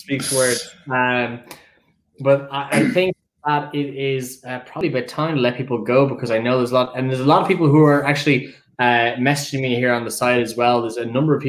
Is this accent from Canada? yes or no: no; Dublin, Leinster, Ireland; accent: Dublin; I am a dub.